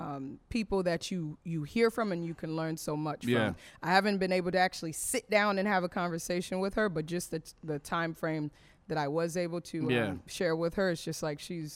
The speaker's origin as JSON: {"language": "English", "area": "Broward County", "region": "Florida", "country": "United States", "tie": "born or raised there", "also_born_or_lived": "Ottawa, Canada", "said": "Broward County is where I'm raised"}